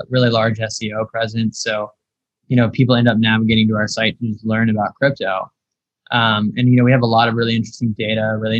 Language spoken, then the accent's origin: English; Appalachia, United States; moved away as an adult; also born or lived in London / Europe; I'm originally from the States. I'm from a little town in the, you know, Appalachian Mountains in the Blue Ridge.